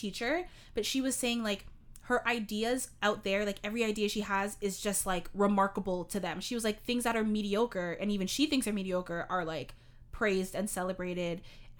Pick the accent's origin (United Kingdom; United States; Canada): Canada; Toronto, Ontario; Because I have a friend who was born and raised in Toronto, Ontario, just like myself.